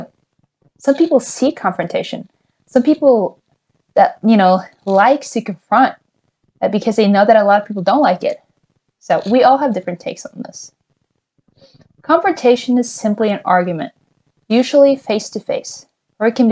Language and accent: English; Norway; a privileged white female growing up in Norway.